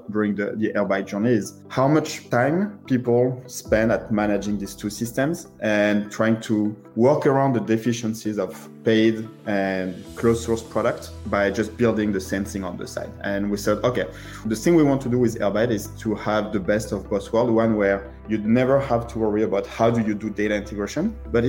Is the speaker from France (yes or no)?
yes; France; English is a second language; now in United States; You can tell from my accent, I'm originally from France, but I've been living in the US for the past 12 years